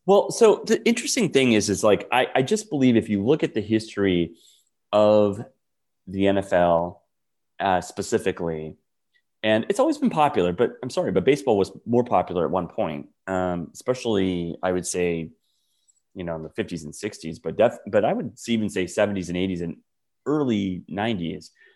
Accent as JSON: {"language": "English", "region": "Wisconsin", "country": "United States", "tie": "born or raised there", "moved": "yes", "said": "I grew up in Wisconsin as a diehard pro sports fan"}